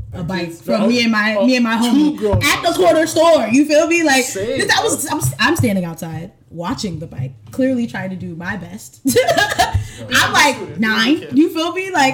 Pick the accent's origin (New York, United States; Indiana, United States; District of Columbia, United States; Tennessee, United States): New York, United States; New York City; accent: New York; moved away as an adult; also born or lived in Atlanta; now in Alabama, United States; growing up in Queens